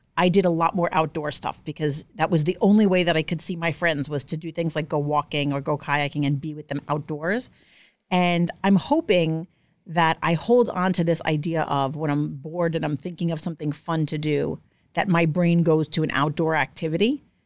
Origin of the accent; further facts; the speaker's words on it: New York City, New York, United States; I'm from Staten Island. Manicures are mandatory.